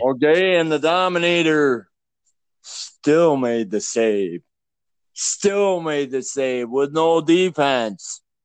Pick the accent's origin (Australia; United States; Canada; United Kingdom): Canada; I'm Canadian